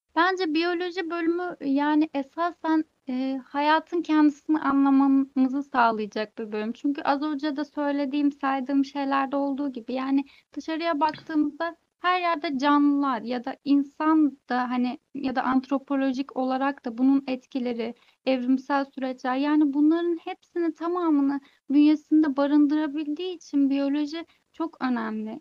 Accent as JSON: {"language": "Turkish", "region": "Istanbul", "country": "Turkey", "tie": "born or raised there", "said": "ben de ailem de hani doğma büyüme İstanbulluyuz"}